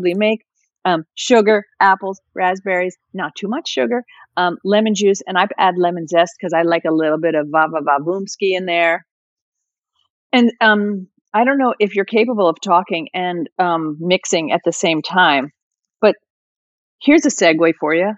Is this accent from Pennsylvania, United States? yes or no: no; New Jersey, United States; I'm from Jersey